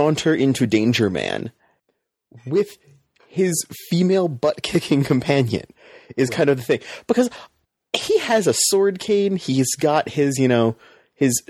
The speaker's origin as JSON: {"language": "English", "country": "United States", "said": "as an American viewer"}